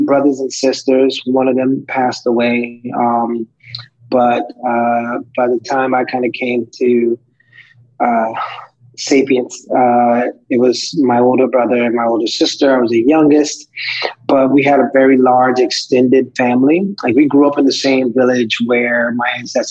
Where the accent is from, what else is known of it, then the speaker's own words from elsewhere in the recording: Pawleys Island, South Carolina, United States; moved away as an adult; also born or lived in Myrtle Beach, South Carolina; now in Washington, D.C., United States; I was born in Pawleys Island, South Carolina, which is a part of the Gullah Geechee region series of various islands where my ancestors were brought over from Western Africa and enslaved and worked those plantations for hundreds of years and spent my life there until about 17, 18 when I went to college